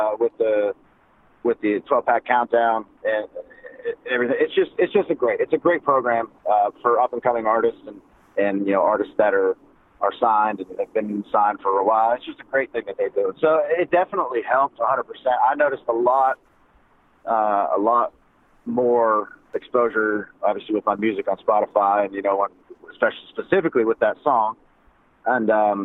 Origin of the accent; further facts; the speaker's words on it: Crescent, Pennsylvania, United States; now in Nashville, United States; Crescent, Pennsylvania, where I'm from